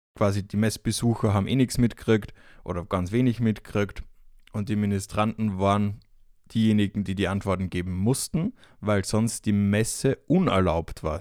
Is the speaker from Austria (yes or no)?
yes; Austria; now in Fürth, Germany; noch bin ich bei der Familie zu Hause in Österreich